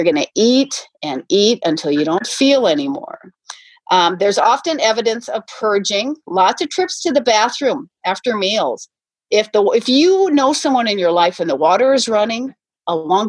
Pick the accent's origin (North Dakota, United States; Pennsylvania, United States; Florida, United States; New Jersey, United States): North Dakota, United States; I grew up in North Dakota